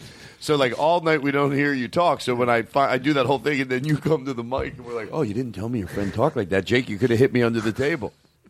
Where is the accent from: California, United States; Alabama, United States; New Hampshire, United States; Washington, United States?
Alabama, United States; Huntsville; I'm from Huntsville, Alabama.